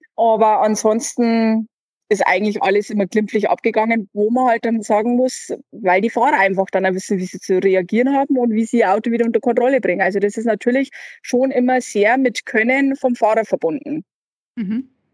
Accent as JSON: {"language": "German", "country": "Germany", "said": "bei uns in Deutschland"}